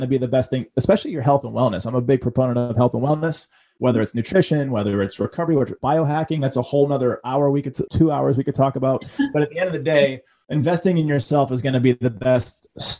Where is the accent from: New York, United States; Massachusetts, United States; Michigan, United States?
Massachusetts, United States; Boston; growing up in Boston with a single mom that didn't have a penny to rub together.